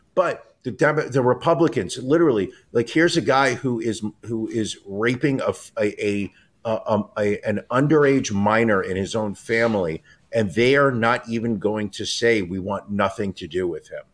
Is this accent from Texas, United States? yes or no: no; New York, United States; as a New Yorker